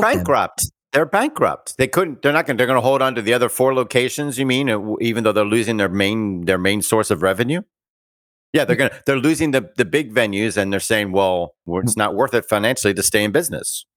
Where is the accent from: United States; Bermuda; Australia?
Bermuda; I was born in Bermuda. I am a British subject, colonial born